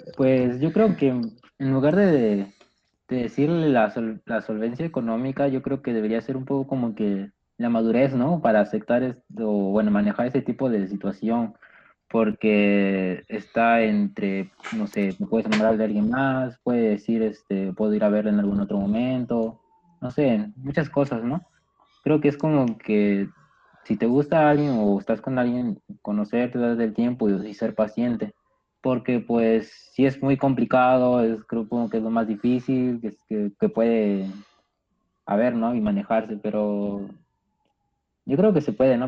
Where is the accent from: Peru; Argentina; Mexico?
Peru; yo soy de Perú